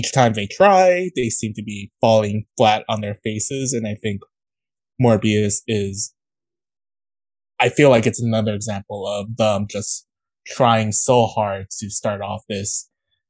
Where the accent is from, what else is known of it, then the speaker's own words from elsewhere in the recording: New York City, New York, United States; I'm from New York City